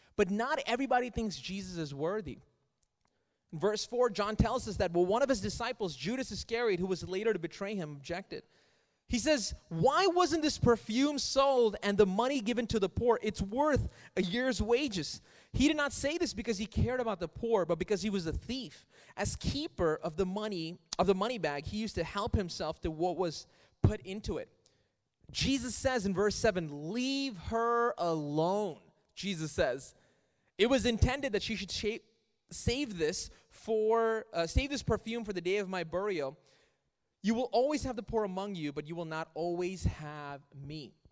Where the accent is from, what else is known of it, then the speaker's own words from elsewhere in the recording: Riyadh, Riyadh Province, Saudi Arabia; moved away; I grew up in Riyadh in Saudi Arabia